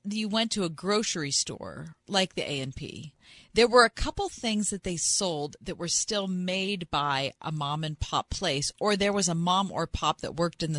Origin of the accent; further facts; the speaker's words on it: Westview, Pennsylvania, United States; when I grew up in the Westview area of the North Hills